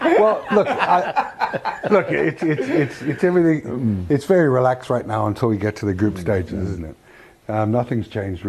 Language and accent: English; Wales, United Kingdom; as a Welshman